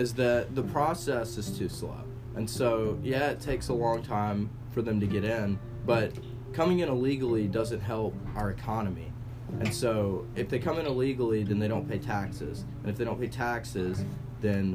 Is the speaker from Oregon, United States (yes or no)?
no; southern Mississippi, United States; I was raised in a pretty stable home in southern Mississippi